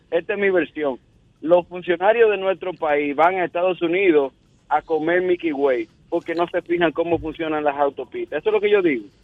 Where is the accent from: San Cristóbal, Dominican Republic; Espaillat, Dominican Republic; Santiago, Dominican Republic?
Espaillat, Dominican Republic; Moca; yo soy de Moca.